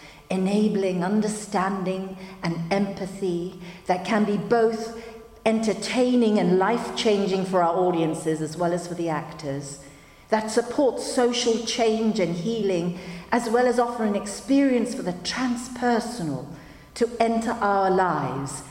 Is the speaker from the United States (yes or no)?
no; Hong Kong; Growing up in Hong Kong, it was inconceivable that I could have a career in the performing arts